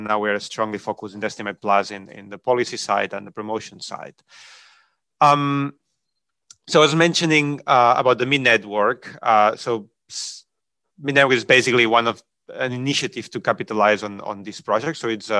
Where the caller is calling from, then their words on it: Malaga, Andalusia, Spain; I'm speaking from Malaga, southern Spain, at the IUCN Mediterranean Center.